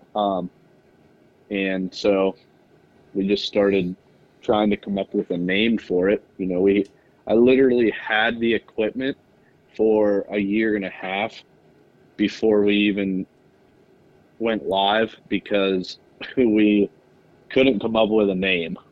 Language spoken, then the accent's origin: English; Central Pennsylvania, United States; I'm from Central Pennsylvania, uh, just a small little farm town